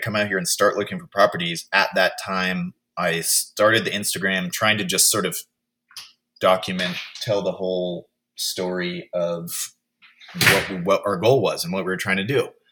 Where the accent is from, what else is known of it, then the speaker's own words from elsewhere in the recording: Oakland, California, United States; also born or lived in Sebastopol, California; now in Texas, United States; grew up in Oakland and then also in Sebastopol in Sonoma County